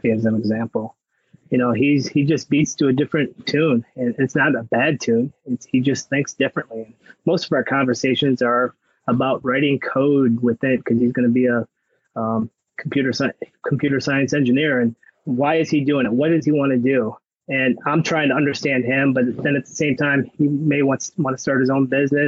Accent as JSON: {"language": "English", "town": "Cleveland", "region": "Ohio", "country": "United States", "moved": "as an adult", "lives_now": "Michigan, United States", "said": "I came from Ohio, Cleveland area, where we had the CYO or GCCWA"}